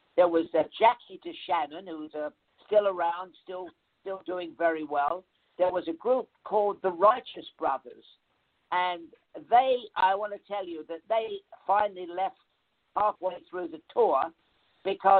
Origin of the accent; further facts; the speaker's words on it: London, United Kingdom; moved away; I came from the East End of London